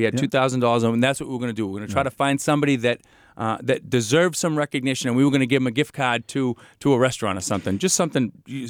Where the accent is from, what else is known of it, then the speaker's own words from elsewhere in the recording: Franklin, United States; I grew up in Franklin. I've been here my whole life.